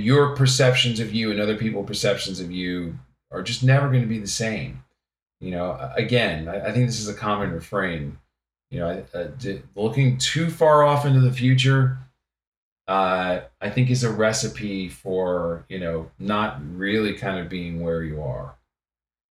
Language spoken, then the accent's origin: English; the New York area, United States; I grew up in the New York area